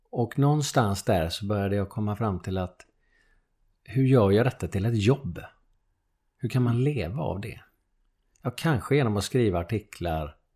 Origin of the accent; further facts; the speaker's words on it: Lerum, Västra Götaland, Sweden; also born or lived in Gothenburg; Jag flyttade från, från Göteborg till Lerum när jag var 7-8 år.